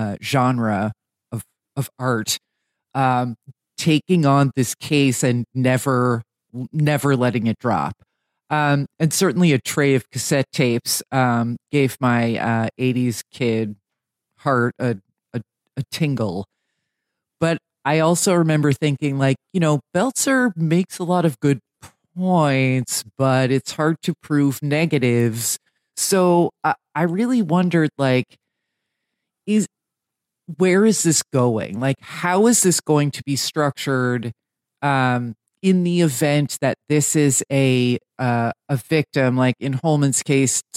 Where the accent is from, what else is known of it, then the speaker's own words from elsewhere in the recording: New Jersey, United States; I'm from New Jersey